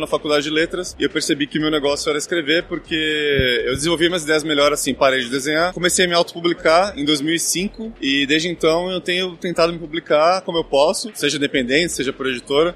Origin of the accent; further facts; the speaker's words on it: Santos, São Paulo, Brazil; now in São Paulo, Brazil; eu sou de Santos originalmente, fiz curso de desenho lá, fiz curso na Pan-Americana aqui em São Paulo